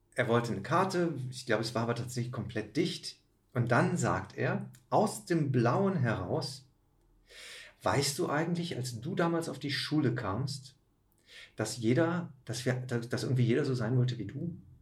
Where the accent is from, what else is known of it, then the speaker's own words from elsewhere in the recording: Aachen, North Rhine-Westphalia, Germany; moved away; habe einen Käfig voller Narren gespielt in meiner Heimatstadt